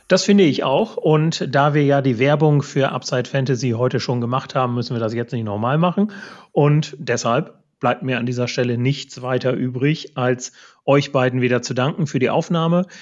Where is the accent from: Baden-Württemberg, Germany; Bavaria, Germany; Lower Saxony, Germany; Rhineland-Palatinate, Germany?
Lower Saxony, Germany; East Frisia; ich komme ja hier aus Ostfriesland